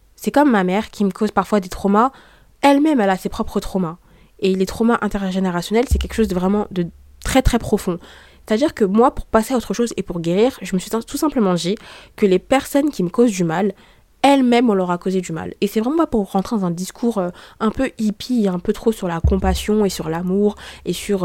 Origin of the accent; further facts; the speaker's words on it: Saint-Denis, France; je suis née à Saint-Denis